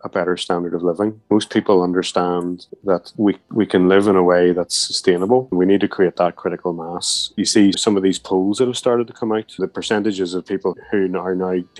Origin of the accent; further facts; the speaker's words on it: Portadown, Northern Ireland, United Kingdom; moved away as an adult; now in Belfast, United Kingdom; I was born and raised in Portadown.